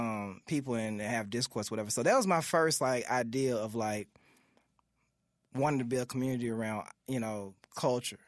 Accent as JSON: {"language": "English", "town": "Memphis", "region": "Tennessee", "country": "United States", "tie": "born or raised there", "said": "growing up in South Memphis"}